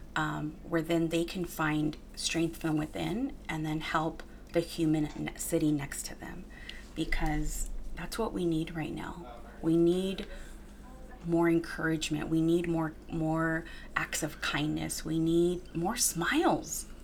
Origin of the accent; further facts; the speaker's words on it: Wilmington, California, United States; my hometown, Wilmington, my upbringing